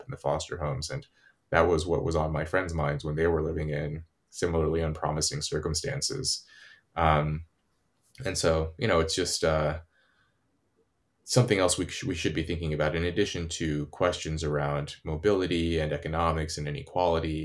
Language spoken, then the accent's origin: English; California, United States; where I grew up in California